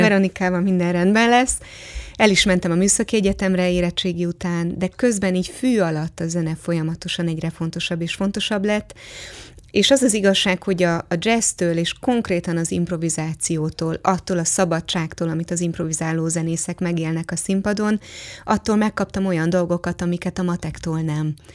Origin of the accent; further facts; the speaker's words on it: Hungary; én is Bartók és Kodály országában nőttem föl